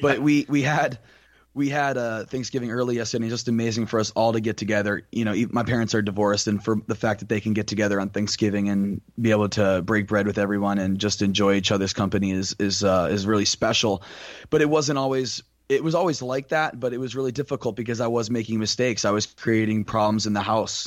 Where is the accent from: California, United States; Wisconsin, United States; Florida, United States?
Florida, United States; Tampa; moved away as an adult; now in Naples, United States; I am from Tampa, Florida originally, and right now I go to school out in Naples, Florida